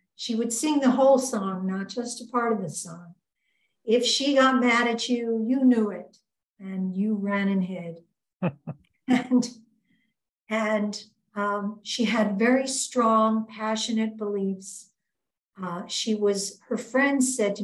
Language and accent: English; Fort Lee and Englewood, New Jersey, United States; also born or lived in Brooklyn, New York; now in Twin Cities, United States; We lived mostly some in Fort Lee and some later in Englewood, New Jersey